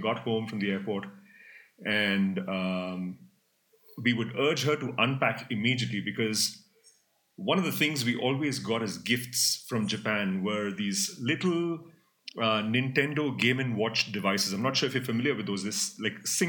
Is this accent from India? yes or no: yes; Mumbai, Maharashtra, India; I grew up in India, in Mumbai.